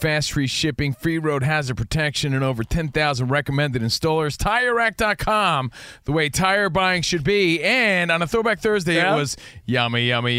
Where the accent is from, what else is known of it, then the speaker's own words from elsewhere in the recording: New Jersey, United States; now in Los Angeles, United States; I'm from New Jersey, man.